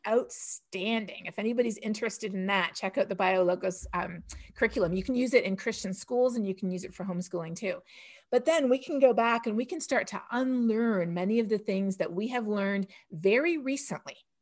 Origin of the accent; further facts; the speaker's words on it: Canada; now in United States; growing up in Canada